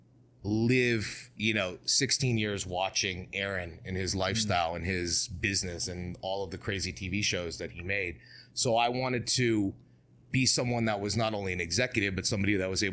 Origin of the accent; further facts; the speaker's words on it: Beverly Hills, California, United States; growing up in Beverly Hills